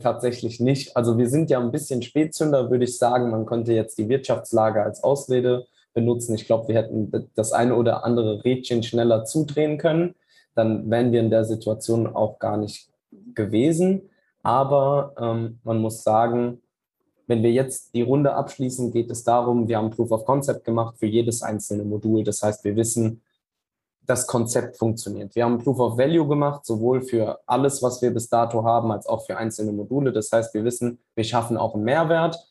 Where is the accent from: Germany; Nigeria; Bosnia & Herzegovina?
Germany; Wiesbaden, Hesse; Ich komme tatsächlich aus Wiesbaden.